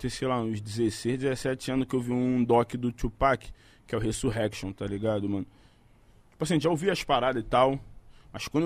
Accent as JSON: {"language": "Portuguese", "region": "Rio de Janeiro", "country": "Brazil", "tie": "born or raised there", "said": "Cara, agora eu moro ali no Catete, mas eu sou nascido e criado em Jacarepaguá, Zona Oeste do Rio de Janeiro, tá ligado? Morei 20 anos ali."}